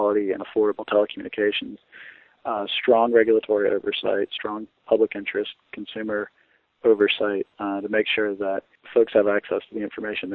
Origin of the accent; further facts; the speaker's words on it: Wilson, North Carolina, United States; Wilson, North Carolina, Greenlight, a municipal broadband network, my hometown